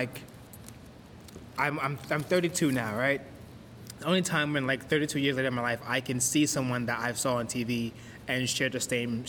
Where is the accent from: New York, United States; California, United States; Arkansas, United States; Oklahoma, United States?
New York, United States; New York City; growing up in Brooklyn, like, you know, you're just, especially around black people in a black neighborhood, you get turned on to comedy.